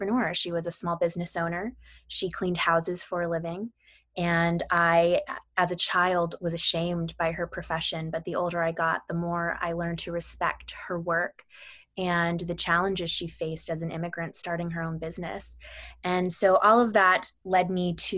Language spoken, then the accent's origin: English; Sacramento, California, United States; I grew up in Sacramento, California